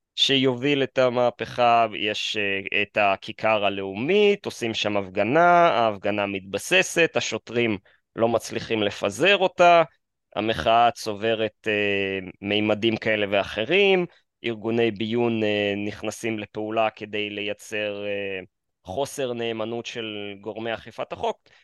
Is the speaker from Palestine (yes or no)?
no; Kyiv, Ukraine; now in Israel; נולדתי בעיר קייב